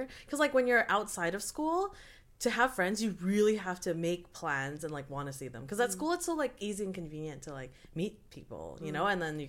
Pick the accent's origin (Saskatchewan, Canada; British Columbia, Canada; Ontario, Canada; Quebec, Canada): British Columbia, Canada; Vancouver; I grew up in Vancouver, but then I moved to like somewhere outside of Vancouver a little bit. That's very white.